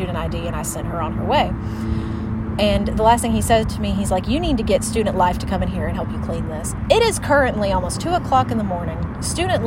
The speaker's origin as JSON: {"language": "English", "region": "the South", "country": "United States", "tie": "born or raised there", "said": "raised in the South"}